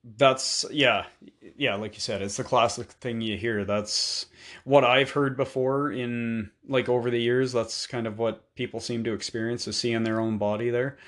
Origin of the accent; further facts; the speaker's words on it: Canada; being Canadian